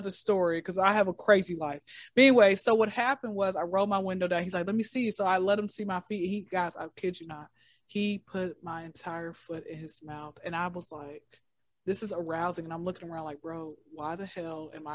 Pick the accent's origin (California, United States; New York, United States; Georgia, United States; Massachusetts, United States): Georgia, United States; Atlanta; I'm in Atlanta, born and raised in Atlanta.